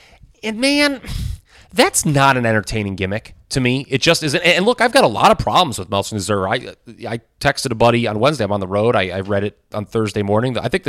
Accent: Minnesota, United States; I was like, I'm from Minnesota. I knew all about it.

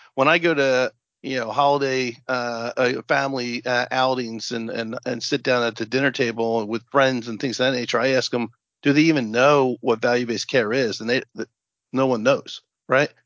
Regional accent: New Jersey, United States; we're both from Jersey, so I was on the board of education for a long time. I was the county Monmouth County legislative representative

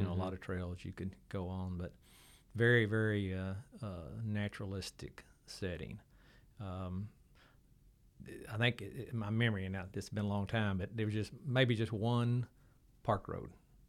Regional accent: Waco, Texas, United States; So my growing up in Waco is just – really fond memories.

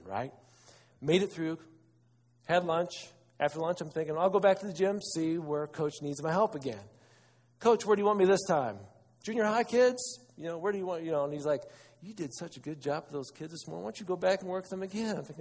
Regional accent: Wauseon, Ohio, United States; I'm from Northwest Ohio, Wauseon

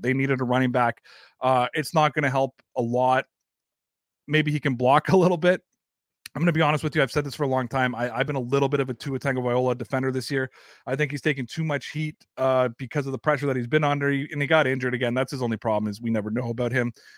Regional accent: Canada; accent: Canadian; I'm Canadian

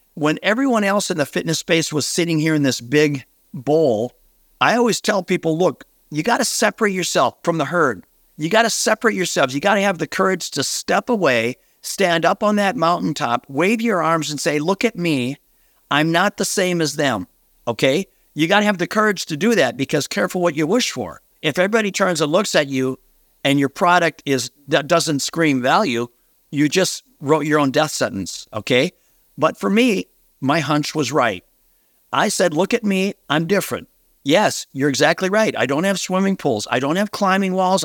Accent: Minnesota, United States; a relatively small town here in Minnesota, my hometown where I grew up

